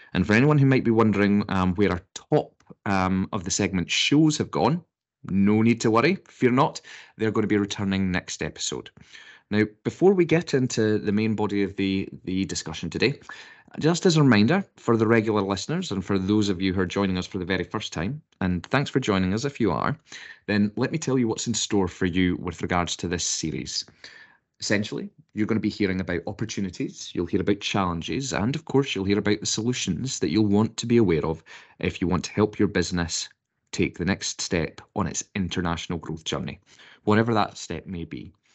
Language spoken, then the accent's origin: English; United Kingdom; being British